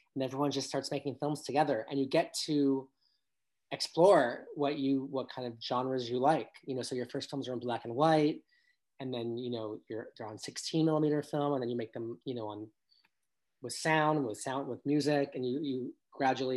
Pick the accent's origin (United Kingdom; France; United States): United States; Los Angeles, California; also born or lived in New York City; I was raised in Encino in the Valley, which yes, it's in Los Angeles, but it's still kind of the suburbs